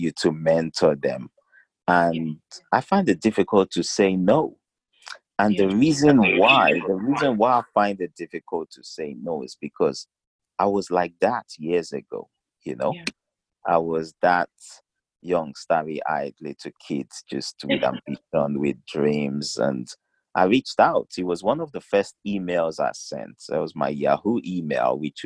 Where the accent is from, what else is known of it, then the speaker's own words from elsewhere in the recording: South West, Nigeria; also born or lived in South Wales / Cardiff / Newport / Plymouth; So we went back to Nigeria. Southwestern part of Nigeria, to be precise. Finished up the rest of my primary school, went to high school there